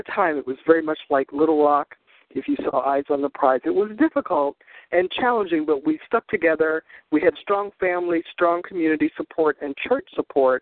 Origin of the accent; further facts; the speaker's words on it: Smithfield, North Carolina, United States; also born or lived in Chicago, Illinois; now in New York City, United States; I grew up in Smithfield, North Carolina, quite a long time ago